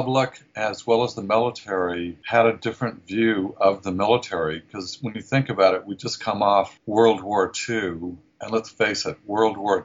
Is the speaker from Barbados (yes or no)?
no; New Zealand; moved away as an adult; also born or lived in Southern California, United States; now in San Francisco, United States; I grew up in New Zealand.